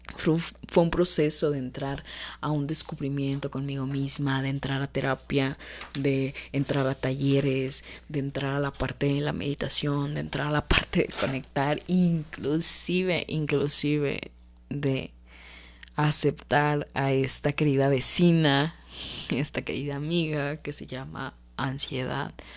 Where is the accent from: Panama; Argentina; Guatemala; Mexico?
Mexico; como cultura mexicana